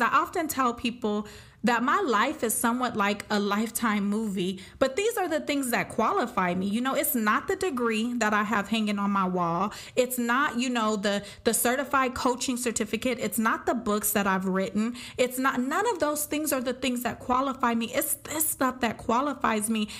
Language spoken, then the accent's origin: English; Pomona, California, United States; I am from Pomona, California